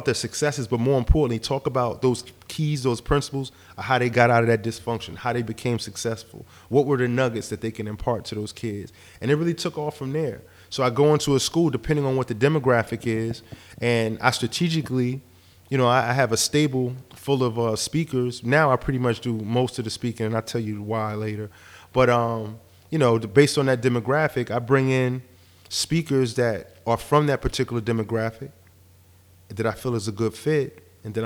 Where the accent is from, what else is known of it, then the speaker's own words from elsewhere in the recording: Newark, New Jersey, United States; also born or lived in East Orange, New Jersey; I'm from Newark, New Jersey, East Orange, Newark